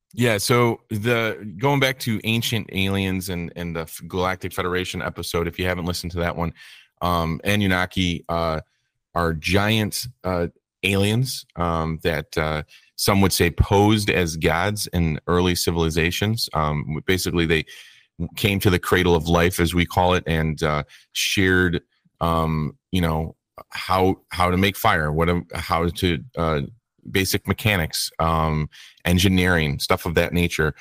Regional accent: United States; being in America, we're American-centric

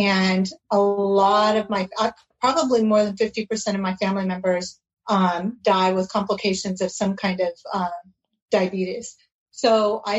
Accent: California, United States; also born or lived in Oregon; now in Arizona, United States; So I'm in Arizona. Actually, I'm probably the one out of state. I was raised in California.

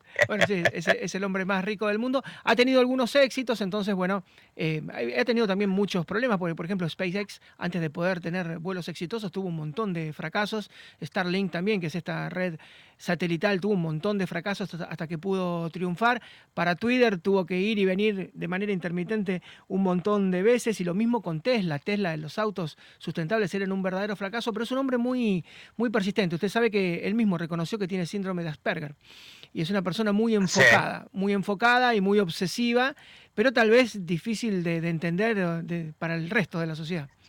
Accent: Rosario, Santa Fe, Argentina; yo soy de Rosario

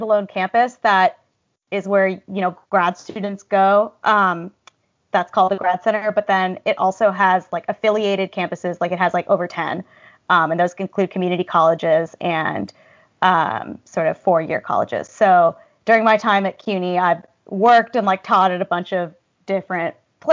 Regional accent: Berkeley, California, United States; moved away as an adult; now in New York, United States; I grew up in the San Francisco Bay Area, in Berkeley

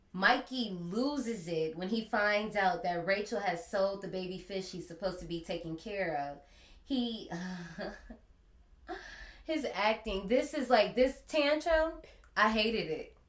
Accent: Gary, Indiana, United States; I grew up in Gary, Indiana, and we didn't really have a lot of funding

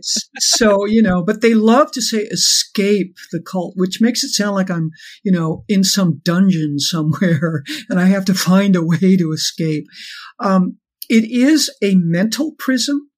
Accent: Los Angeles, California, United States; growing up in Los Angeles in a very affluent background

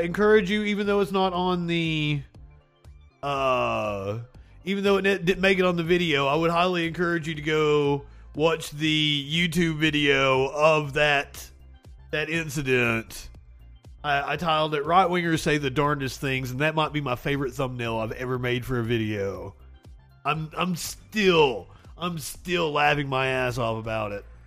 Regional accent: Appalachia, United States; accent: Appalachian; my Appalachian accent

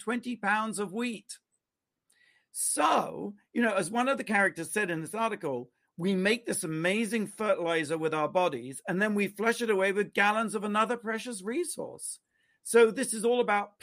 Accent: United Kingdom; I'm British.

